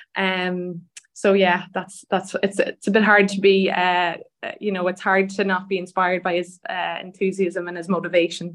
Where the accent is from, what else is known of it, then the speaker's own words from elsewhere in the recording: Donegal, Ulster, Ireland; now in Dublin, Ireland; I grew up in in Donegal, which is the north of the the country with a lot of lovely beaches.